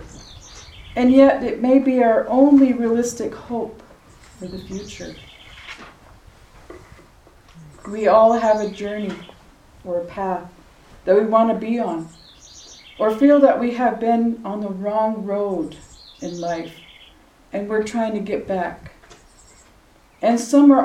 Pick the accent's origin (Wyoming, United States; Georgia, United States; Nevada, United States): Wyoming, United States; Wind River Reservation; I'm from the Wind River Reservation